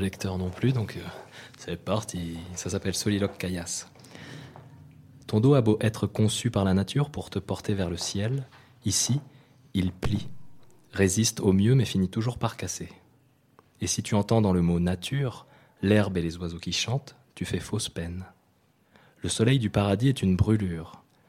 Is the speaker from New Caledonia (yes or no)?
yes; New Caledonia; je suis né en Nouvelle-Calédonie